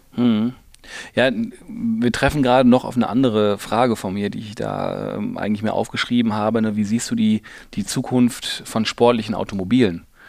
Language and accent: German; Ruhr area, North Rhine-Westphalia, Germany; ich komme aus dem Ruhrgebiet